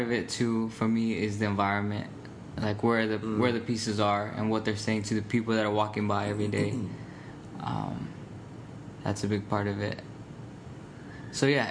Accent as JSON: {"language": "English", "town": "Phoenix", "region": "Arizona", "country": "United States", "tie": "born or raised there", "moved": "yes", "lives_now": "Chicago, United States", "said": "I grew up there. I grew up in Phoenix"}